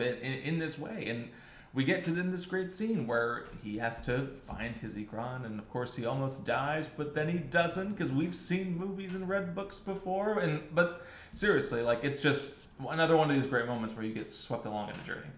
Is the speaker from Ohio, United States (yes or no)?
yes; Ohio, United States; for all of us sheltered white kids watching it from the great state of Ohio